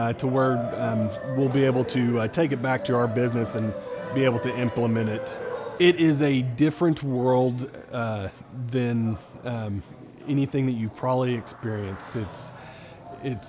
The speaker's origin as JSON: {"language": "English", "town": "Tulsa", "region": "Oklahoma", "country": "United States", "said": "I am from Tulsa, Oklahoma, and I'm with Farmers Insurance."}